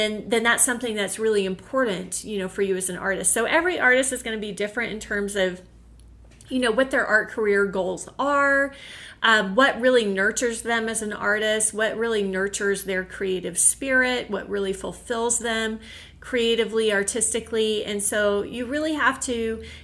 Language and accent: English; Oklahoma, United States; also born or lived in Connecticut; eventually we did leave Connecticut and move back to my home state, which was Oklahoma.